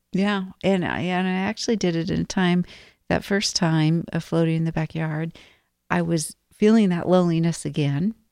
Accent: Arizona, United States; moved away; I grew up in Arizona.

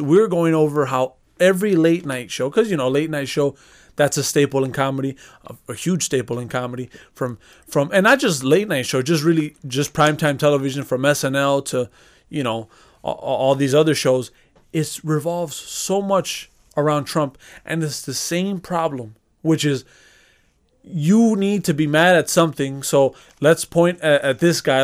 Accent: Chicago, Illinois, United States; We, we grew up in Chicago. we grew up into a certain culture based off of the fact that, you know, the neighborhood that we grew up in. We already grew up in Chicago, grew up in the south side of Chicago.

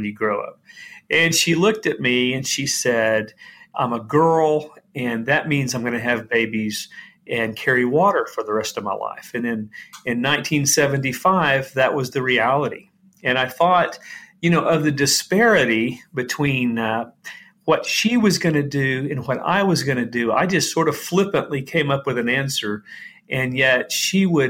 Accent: Dallas, Texas, United States; moved away as an adult; now in Haiti; Growing up, I had the best of everything. My dad is a surgeon, and we're generations from Dallas, Texas

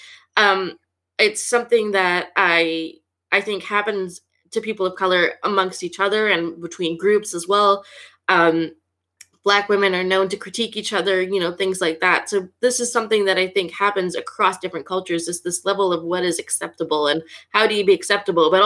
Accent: Canada; I am first generation, born and raised in Canada

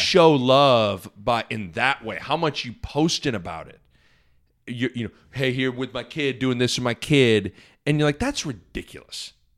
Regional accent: Lincoln, Nebraska, United States; also born or lived in Omaha; growing up in Lincoln and, and living in both Lincoln and Omaha

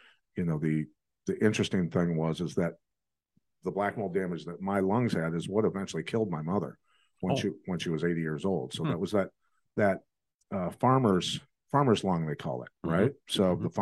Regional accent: Bettendorf, Iowa, United States; I grew up in Bettendorf, Iowa

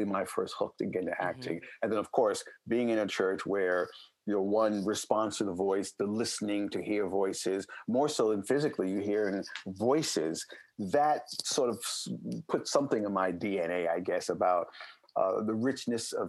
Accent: New York City, New York, United States; moved away; I'm a native New Yorker, born and raised

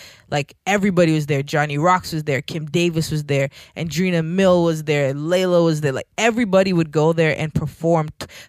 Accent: Jamaica; being Jamaican, like hip-hop, even to this day in Jamaica, is not a popular music

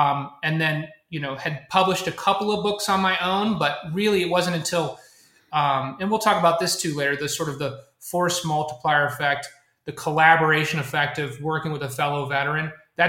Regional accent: Kansas, United States; I'm a Kansas-born, corn-fed Midwestern guy. I grew up here in the Midwest.

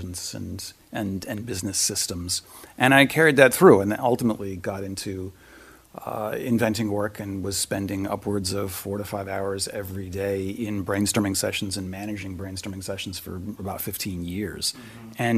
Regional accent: Palo Alto, California, United States; now in New York, United States; I grew up in Silicon Valley in Palo Alto, so spent my formative years there.

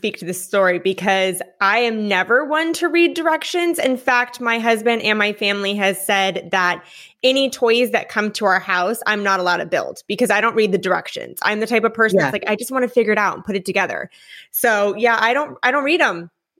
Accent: Newport Beach, California, United States; moved away as an adult; also born or lived in Enterprise, Alabama; now in Florida, United States; I'm originally from California. And then after spending a majority of my upbringing in Newport Beach, California, I moved and did about a year and a half in a very small town called Enterprise, Alabama.

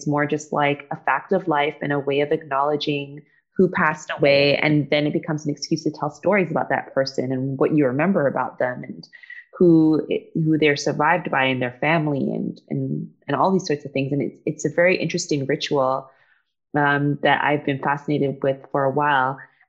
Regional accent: England, United Kingdom; born there; I think part of why I'm not a purist is because I was born in England and most of my family is still there

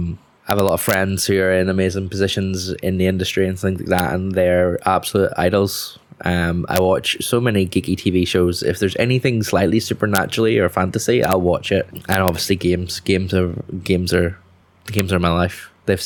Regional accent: Coleraine, Northern Ireland, United Kingdom; now in Belfast, United Kingdom; I'm from the north coast of Northern Ireland, Coleraine, if you want to be super specific. But I also have been living in Belfast for the last 10 odd years. So my accent's a bit of a mess

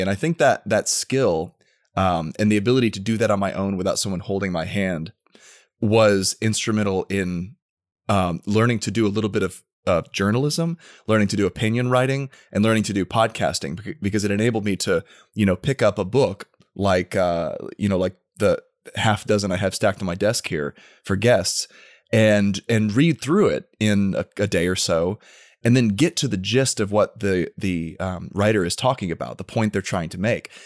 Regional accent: Tampa, Florida, United States; also born or lived in Washington, D.C.; I was born and raised in the Tampa area

